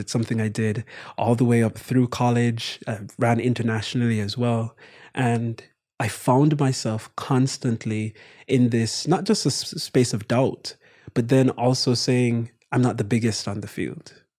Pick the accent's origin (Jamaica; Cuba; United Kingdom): Jamaica; Kingston; moved away as an adult; now in United States; my brother and I born and raised in Jamaica